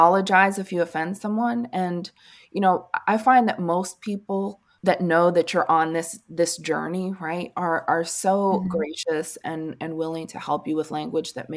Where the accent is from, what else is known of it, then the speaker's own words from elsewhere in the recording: Northeast, United States; moved away; I'm from the Northeast originally. And so I grew up saying, "Hi, guys,"